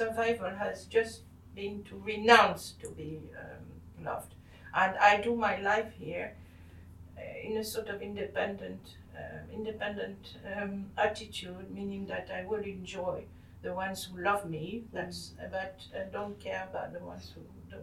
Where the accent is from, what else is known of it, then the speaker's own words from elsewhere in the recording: France; first language French; English is a second language; moved away as an adult; now in London, United Kingdom; I was brought up in French. I felt totally French.